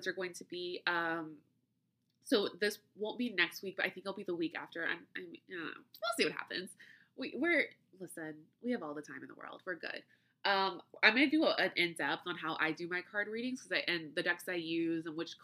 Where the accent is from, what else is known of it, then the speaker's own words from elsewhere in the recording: United States; accent: flat American; my flat American accent